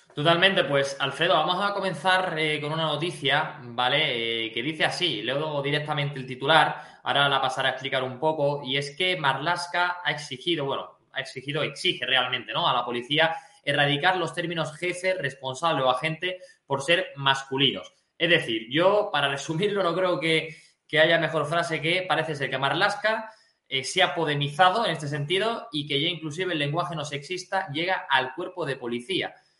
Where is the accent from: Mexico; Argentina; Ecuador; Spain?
Spain; Yo me siento patriota, yo me siento español